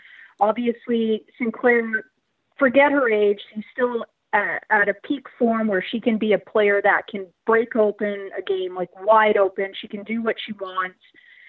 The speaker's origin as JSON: {"language": "English", "country": "Canada", "said": "as a Canadian"}